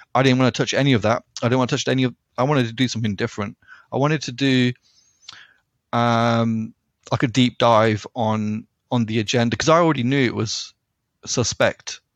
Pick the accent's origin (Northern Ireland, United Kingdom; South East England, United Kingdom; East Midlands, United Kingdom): East Midlands, United Kingdom; Leicester; I'm from Leicester